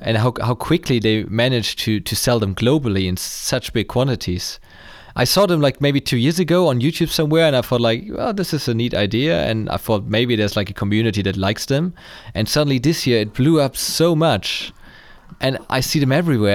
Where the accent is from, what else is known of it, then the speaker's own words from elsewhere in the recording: Germany; I'm from Germany